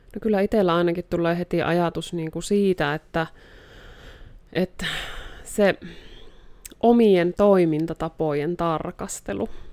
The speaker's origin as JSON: {"language": "Finnish", "town": "Joensuu", "region": "North Karelia", "country": "Finland", "moved": "yes", "lives_now": "Rovaniemi, Finland", "said": "täältä Joensuusta olen alun alkujaan kotoisin, mutta nykyään asustelen tuolla Rovaniemellä"}